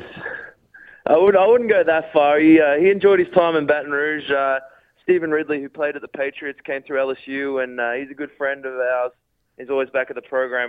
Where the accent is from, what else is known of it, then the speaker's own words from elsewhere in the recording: Rockhampton, Queensland, Australia; moved away as an adult; also born or lived in Ballarat; now in United States; I grew up in Rockhampton, out there in Queensland, went to high school and all that kind of stuff up there